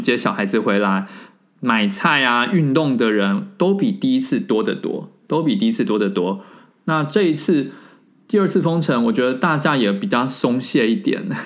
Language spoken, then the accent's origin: Chinese; Taiwan; moved away as an adult; now in France; 虽然我人在法国，但是我不得不说从三月以来到现在，我非常以身为台湾人的身份自豪